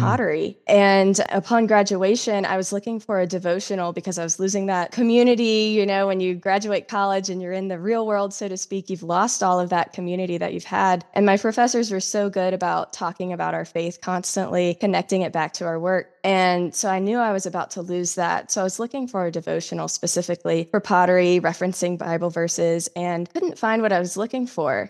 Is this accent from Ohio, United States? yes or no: no; South Carolina, United States; moved away; I'm originally from South Carolina in the United States.